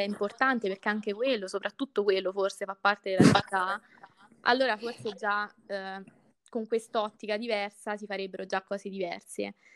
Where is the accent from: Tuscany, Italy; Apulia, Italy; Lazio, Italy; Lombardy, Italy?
Lazio, Italy; Tuscia; il mio paese